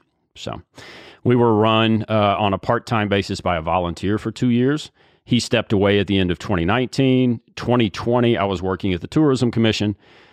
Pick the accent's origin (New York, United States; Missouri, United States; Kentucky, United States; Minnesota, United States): Kentucky, United States; Bardstown; also born or lived in Lexington; So I actually grew up in Bardstown. I was born in Lexington, moved to Bardstown when I was 5, grew up in the bourbon capital of the world, went to school in Lexington, and then moved to Atlanta for 4 years for work after school.